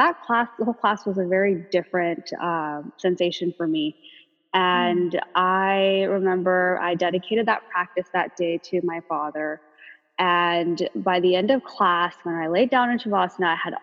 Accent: Los Angeles, California, United States; I grew up in the San Fernando Valley

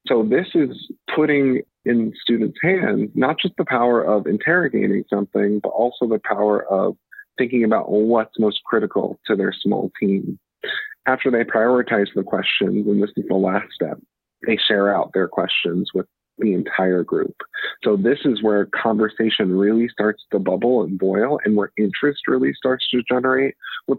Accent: Atlantic City, New Jersey, United States; I'm from South Jersey, from Atlantic City, although I'm a first generation Trinidadian immigrant

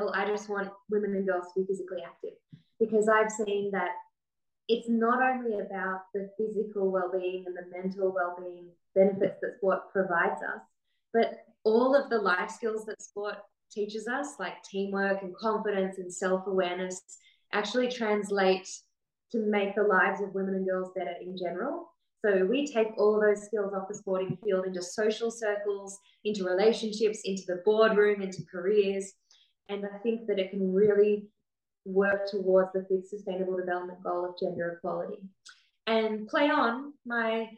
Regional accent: Australia; So I'm the Australian IOCM leader for 2021 to 2024

